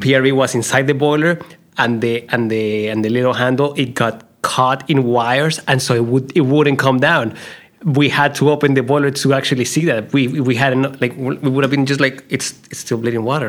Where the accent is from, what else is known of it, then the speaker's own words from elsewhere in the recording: Colombia; moved away; when I was growing up in Colombia